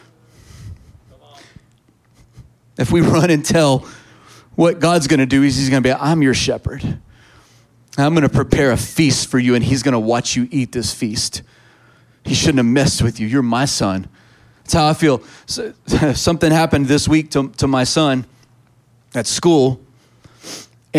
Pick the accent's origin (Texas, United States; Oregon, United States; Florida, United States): Texas, United States; I'm a Texan